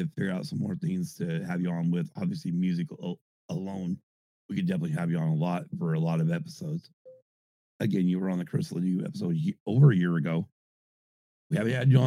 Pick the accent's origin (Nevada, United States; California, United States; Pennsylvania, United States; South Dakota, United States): Nevada, United States; Reno; I was born in Reno